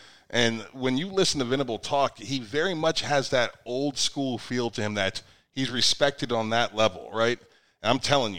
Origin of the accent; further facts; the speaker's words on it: Northeastern Ohio, United States; growing up in Northeastern Ohio